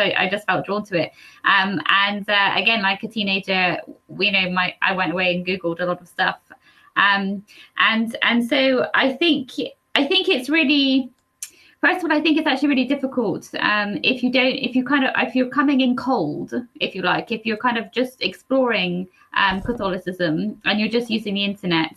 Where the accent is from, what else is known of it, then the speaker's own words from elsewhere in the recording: Cornwall, South West England, United Kingdom; I'm from Cornwall